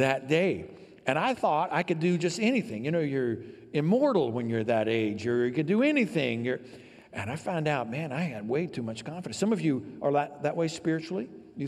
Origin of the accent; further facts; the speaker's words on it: downstate Illinois, United States; I grew up here in Illinois